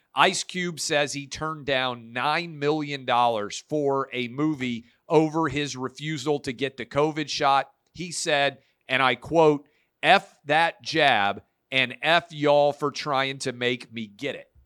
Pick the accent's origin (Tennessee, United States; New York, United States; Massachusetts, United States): Tennessee, United States; Nashville; here in my hometown of Nashville